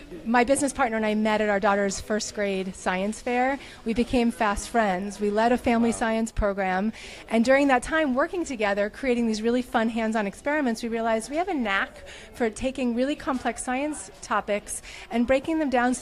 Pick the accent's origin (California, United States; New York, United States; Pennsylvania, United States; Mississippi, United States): New York, United States; now in Portland, United States; I'm from New York originally, but I live in Portland, Oregon